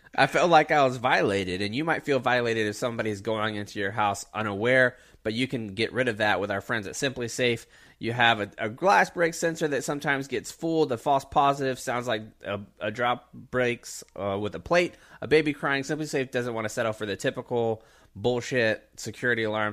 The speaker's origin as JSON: {"language": "English", "area": "Pensacola and Jacksonville", "region": "Florida", "country": "United States", "tie": "born or raised there", "moved": "yes", "lives_now": "Texas, United States", "said": "I grew up in Pensacola and Jacksonville where you were twenty minutes to the beach at the most."}